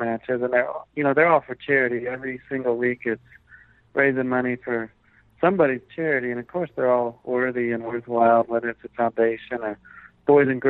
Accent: Aiken, South Carolina, United States; also born or lived in Augusta, Georgia; when I was growing up in Aiken, there was no film presence of any kind

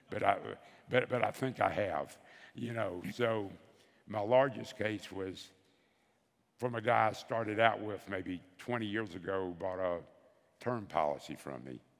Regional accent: the South, United States; and so they picked somebody from every area of the country, and I was from the South.

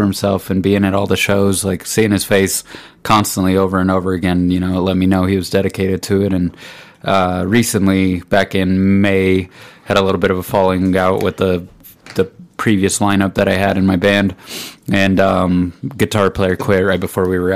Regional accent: Pueblo, Colorado, United States; I'm from Pueblo.

